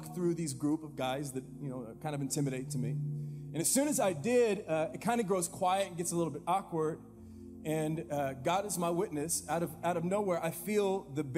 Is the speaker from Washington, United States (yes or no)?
no; Fresno, California, United States; I grew up here in Fresno